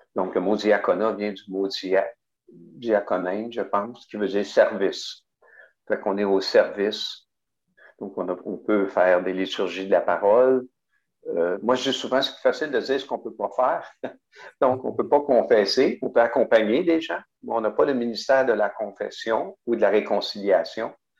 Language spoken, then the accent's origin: French; Montreal, Quebec, Canada; also born or lived in Rimouski / Témiscouata-sur-le-Lac (Cabano); je suis arrivé en 1956 à Pointe-aux-Trembles, dans l'est de Montréal. Donc, je n'ai pas tellement connu euh, sur le lac, à part qu'on y, allait l'été, là. mais j'ai passé plus mon temps à Pointe-aux-Trembles.